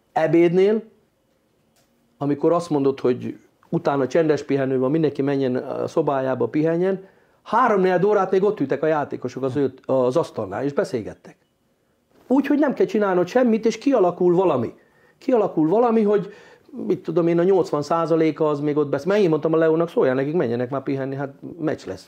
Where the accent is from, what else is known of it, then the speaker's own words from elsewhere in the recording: Hungary; mint magyar edző